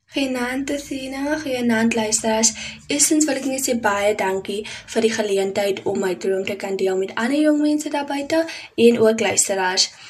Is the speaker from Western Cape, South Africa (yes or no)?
yes; Paarl, Western Cape, South Africa; ek is van die Parel